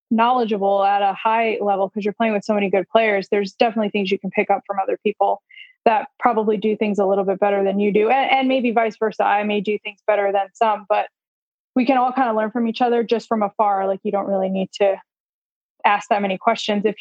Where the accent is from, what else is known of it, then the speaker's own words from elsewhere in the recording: Wayne, New Jersey, United States; my hometown of Wayne, New Jersey